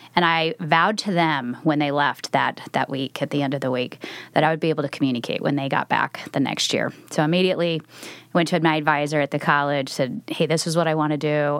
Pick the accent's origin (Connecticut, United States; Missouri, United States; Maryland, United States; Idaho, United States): Idaho, United States; Twin Falls; moved away as an adult; now in Oregon, United States; I'm not a native Oregonian, so I grew up in Idaho.